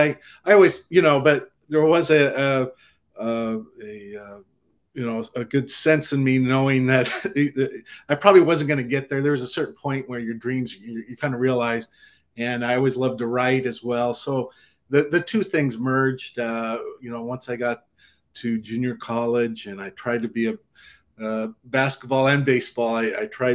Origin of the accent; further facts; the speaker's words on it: Santa Barbara, California, United States; also born or lived in Hollywood, California; I grew up in Southern California and born in Hollywood